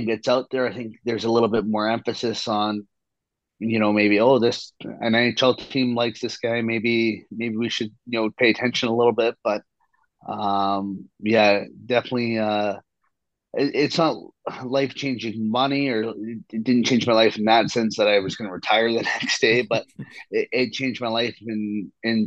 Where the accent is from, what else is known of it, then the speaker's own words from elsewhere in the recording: Kamloops, British Columbia, Canada; as a Canadian and as like a Canadian kid growing up